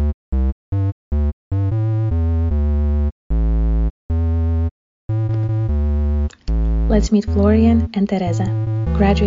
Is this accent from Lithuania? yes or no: yes; Lithuania; I'm from Lithuania